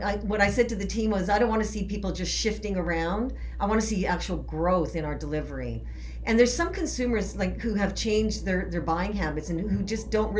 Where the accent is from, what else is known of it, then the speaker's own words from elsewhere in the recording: Canada; moved away; I am originally from Canada.